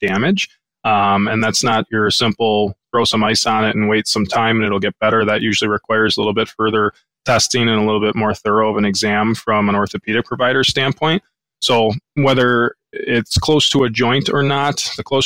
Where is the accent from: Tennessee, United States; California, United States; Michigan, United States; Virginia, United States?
Michigan, United States; Southeast; I grew up in Southeast Michigan, went to undergrad at Oakland University, went to grad school at Wayne State. So the Shelby Township, Sterling Heights, kind of Metro Detroit area